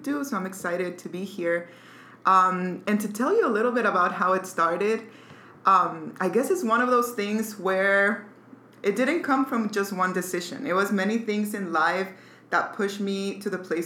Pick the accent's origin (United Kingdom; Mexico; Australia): Mexico; Mexico City; I was born in Mexico City. My family, really, I had a really good childhood, really good people.